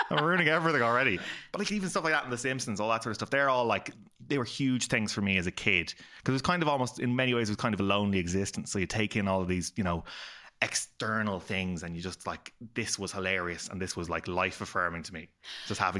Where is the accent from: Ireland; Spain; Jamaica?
Ireland; Dublin, Leinster; also born or lived in Belfast, Northern Ireland / Clare, Ireland; I was born in Belfast, um, sort of a mixed marriage up there, Catholic and Protestant. Uh, sort of thing there, and we moved to Clare at a young age, and then moved to Dublin, all that sort of stuff.